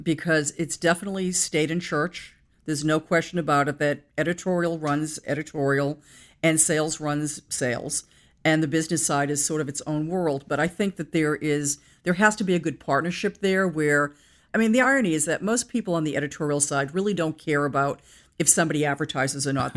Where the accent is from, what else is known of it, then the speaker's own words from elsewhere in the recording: Brookline, Massachusetts, United States; I was born in Brookline, Massachusetts